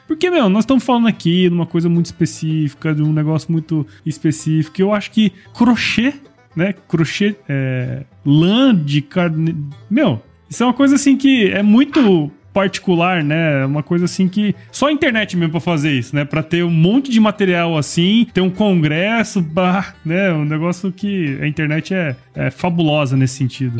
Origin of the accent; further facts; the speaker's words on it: Mato Grosso, Brazil; also born or lived in São Paulo; eu sou de Mato Grosso